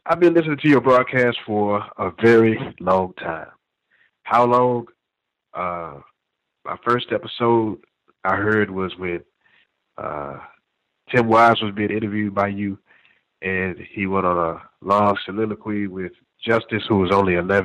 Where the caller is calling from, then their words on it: Texas, United States; I'm a caller from Texas.